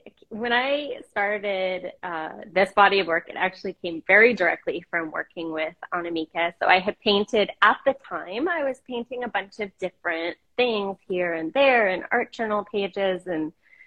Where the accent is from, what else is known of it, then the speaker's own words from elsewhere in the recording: Portland, Oregon, United States; also born or lived in Boston / Washington, D.C. / New York / Los Angeles; now in Massachusetts, United States; I live these days in central Massachusetts. I've been here since last summer, and I was born and raised in Portland, have lived some time on the Oregon coast, and Boston, D.C., New York, L.A., back to Portland, and back over to central Mass.